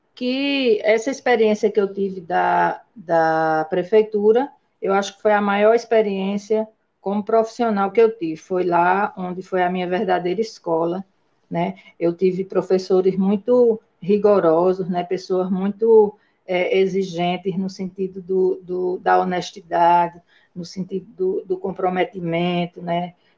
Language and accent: Portuguese; Mororó, Brazil; born or raised there; also born or lived in São Bernardo do Campo, São Paulo